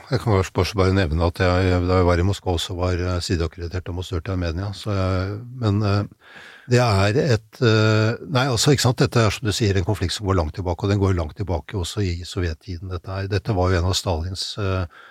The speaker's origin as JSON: {"language": "Norwegian", "country": "Norway", "said": "vi som nordmenn"}